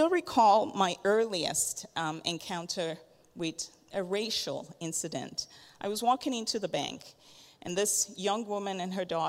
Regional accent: Lagos, Nigeria; also born or lived in Kitchener-Waterloo, Ontario, Canada; I was born in Kitchener, Waterloo. My dad went to grad school there, so our family lived there for a few years, and then moved back to Lagos, Nigeria

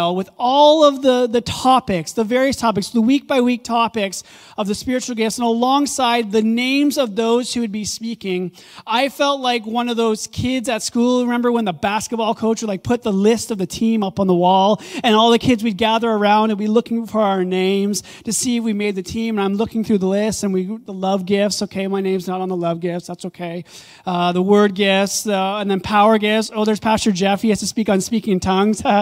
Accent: Ottawa, Ontario, Canada; also born or lived in Kanata; I grew up in Orleans, here on the east side of Ottawa, and so spent the majority of my early childhood all the way up to about 10 years old living in Orleans

